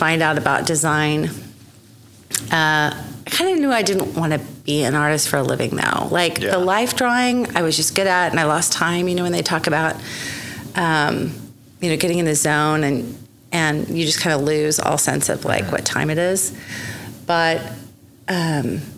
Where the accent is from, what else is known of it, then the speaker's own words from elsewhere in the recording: Oklahoma City, Oklahoma, United States; I was born here in Oklahoma City